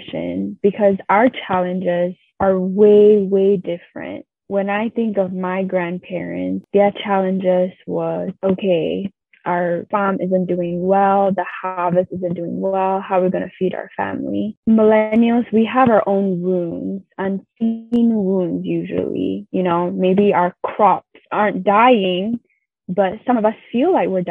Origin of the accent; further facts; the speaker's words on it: Singapore; growing up in Singapore, I felt like I had to have this cookie cutter life